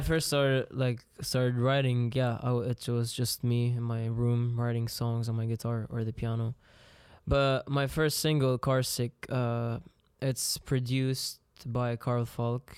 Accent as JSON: {"language": "English", "country": "Lebanon", "said": "Lebanon, I got to learn English, French"}